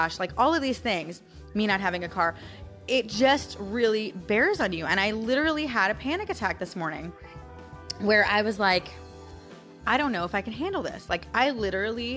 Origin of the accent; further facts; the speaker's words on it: St. Petersburg, Florida, United States; I'm born and raised in Florida